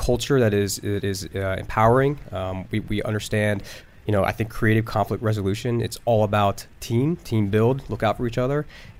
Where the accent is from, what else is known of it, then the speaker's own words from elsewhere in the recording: Northern Virginia, United States; also born or lived in Philadelphia, Pennsylvania; I was born in Philly, but born and raised in Northern Virginia.